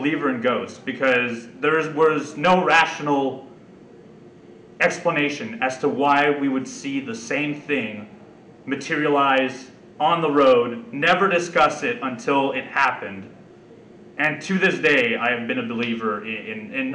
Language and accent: English; Canada; we're from Canada